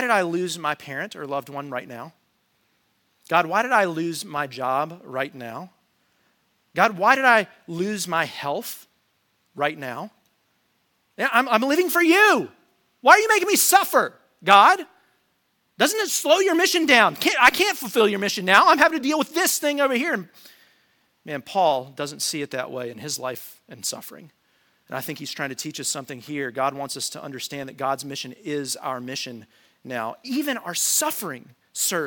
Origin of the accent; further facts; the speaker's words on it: United States; us as Americans